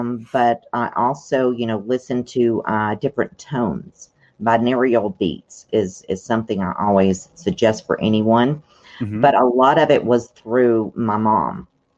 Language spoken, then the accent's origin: English; Tennessee, United States; Well, basically, I have a lot of dark memories from Tennessee. And basically because it's in the Bible Belt, first of all. And the people that were raising me, they felt like I had a devil in me.